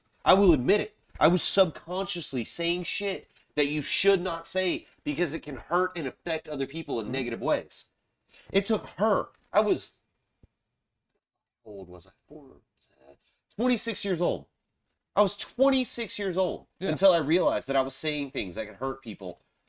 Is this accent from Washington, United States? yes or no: no; Charleston, South Carolina, United States; so I grew up in Charleston, South Carolina. I grew up in South Carolina.